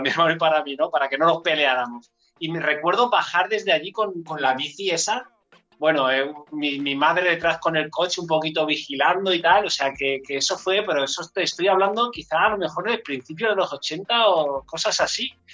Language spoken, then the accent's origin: Spanish; Enguera, Valencian Community, Spain; yo soy de Enguera